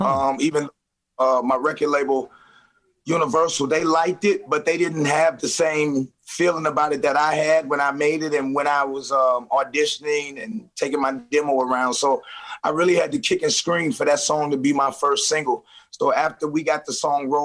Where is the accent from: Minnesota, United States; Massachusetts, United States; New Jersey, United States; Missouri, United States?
Missouri, United States; St. Louis; I'm from St. Louis